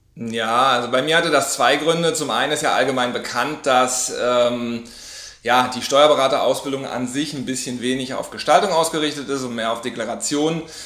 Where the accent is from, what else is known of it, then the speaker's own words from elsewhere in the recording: Berlin, Germany; also born or lived in Hamburg; ich bin Berliner, habe damals aber in Hamburg gelebt und gearbeitet